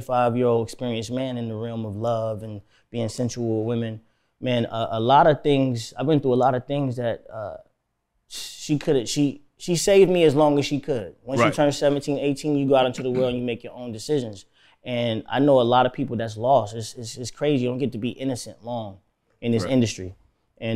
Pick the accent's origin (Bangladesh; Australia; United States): United States; Florida; also born or lived in Miami / Tampa / Orlando / Fort Lauderdale; I'm from Florida, you know what I'm saying? Like, I was raised in Miami and Tampa, Orlando, Fort Lauderdale